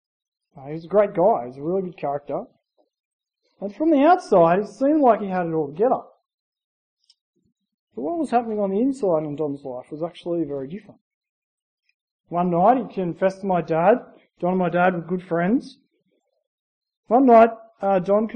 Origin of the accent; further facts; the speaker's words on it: Gundagai, New South Wales, Australia; I grew up in Gundagai, New South Wales, a small town in New South Wales, about 2,000 people